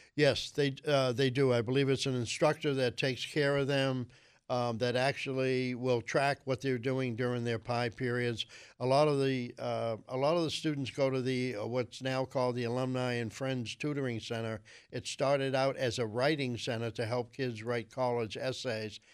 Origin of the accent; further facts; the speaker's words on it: Boston, Massachusetts, United States; I grew up in Alston